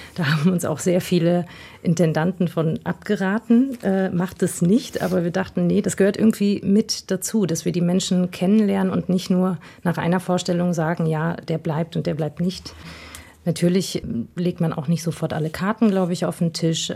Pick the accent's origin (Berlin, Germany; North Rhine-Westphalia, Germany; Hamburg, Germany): North Rhine-Westphalia, Germany; Essen area; Und ich komme aus der Gegend, also meine Mutter ist Essenerin